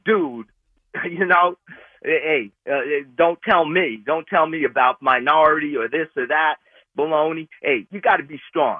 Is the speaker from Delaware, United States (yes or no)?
no; Bronx, New York, United States; I grew up in the Bronx, Jackson houses, 15 mm-hmm. years. I was a minority, Keith. Believe me, I was a minority.